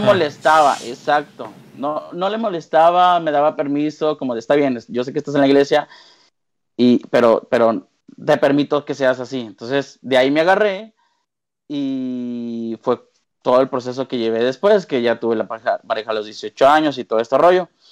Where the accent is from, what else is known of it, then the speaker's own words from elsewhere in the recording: Monterrey, Nuevo León, Mexico; also born or lived in Mexico City; toda mi familia pues aquí en Monterrey